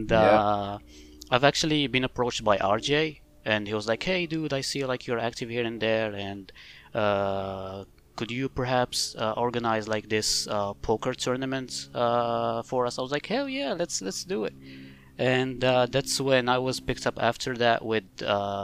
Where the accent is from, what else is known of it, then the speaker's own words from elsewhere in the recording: Morocco; I'm actually from Morocco